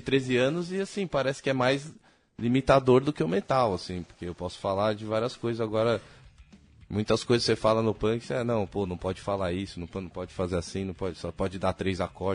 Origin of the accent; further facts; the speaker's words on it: Brazil; a gente é brasileiro, a gente não é americano, nossa língua não é o inglês